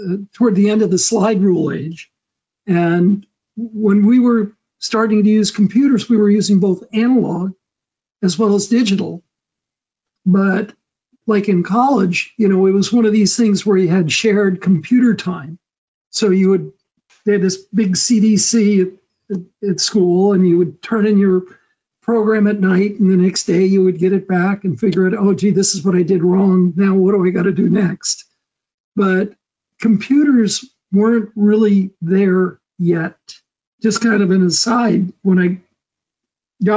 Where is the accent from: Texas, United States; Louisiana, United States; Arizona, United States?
Arizona, United States; Phoenix; moved away; I was born and raised in Phoenix in Arizona and never thought I would be leaving there